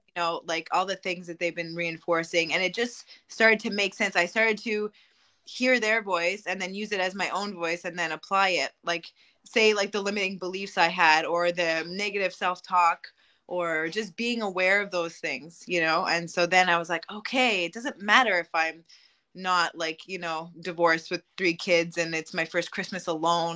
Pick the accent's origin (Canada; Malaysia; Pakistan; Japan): Canada; Montreal, Quebec; I'm from Montreal, uh, Quebec, Canada.